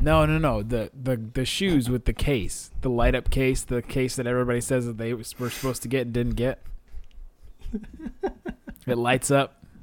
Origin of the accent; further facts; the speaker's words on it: Ohio, United States; moved away as an adult; now in Dallas, United States; I'm from Ohio, as a lot of you guys know, and I'm living here in Dallas